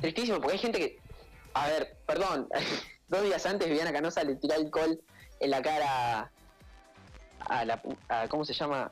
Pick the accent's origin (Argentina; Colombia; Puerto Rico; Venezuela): Argentina; ser de Chicago, ser de Latinoamérica, Argentina, las Malvinas, eso, esto es mi patria